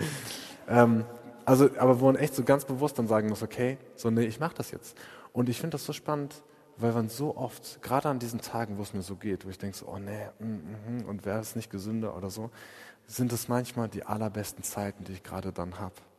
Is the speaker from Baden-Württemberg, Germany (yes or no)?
yes; Freiburg, Baden-Württemberg, Germany; wie wir das als Freiburger machen